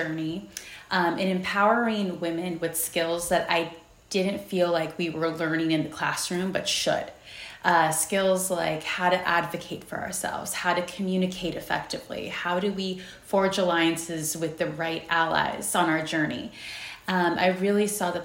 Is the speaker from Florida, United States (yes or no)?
no; San Jose, California, United States; I was born and raised in San Jose, California